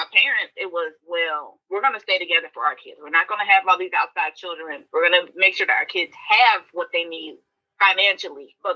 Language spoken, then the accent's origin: English; the South, United States; And growing up in the South and having 85 percent of my friends were light skinned.